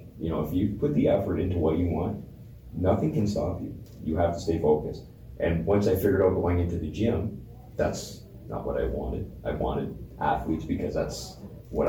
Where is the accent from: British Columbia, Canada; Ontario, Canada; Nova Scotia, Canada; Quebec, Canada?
Ontario, Canada; Windsor; I am from Windsor